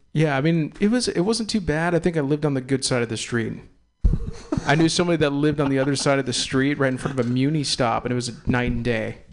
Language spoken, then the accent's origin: English; Castro Valley, California, United States; also born or lived in Walnut Creek, California / Oakland, California / San Francisco, California; I'm an East Bay kid. I was born in Walnut Creek, raised in Castro Valley